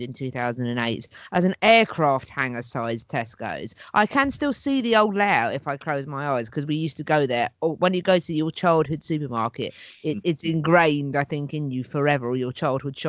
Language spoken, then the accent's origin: English; Hastings, South East England, United Kingdom; Never again will I have my hometown dismissed or looked down upon.